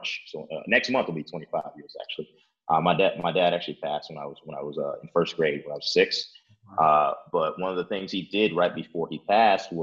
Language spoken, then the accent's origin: English; Chicago, Illinois, United States; also born or lived in Oak Park, Illinois; I've lived in Chicago my entire life. Born and raised here